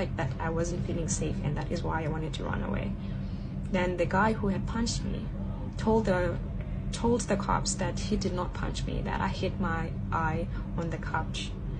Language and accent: English; South Africa; English is a second language; now in Shanghai, China; I'm from South Africa. I'm currently based in Shanghai, China, and I work as a kindergarten teacher.